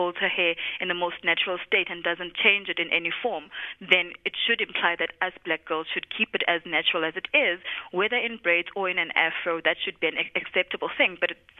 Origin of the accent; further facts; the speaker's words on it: South Africa; who we are as South African women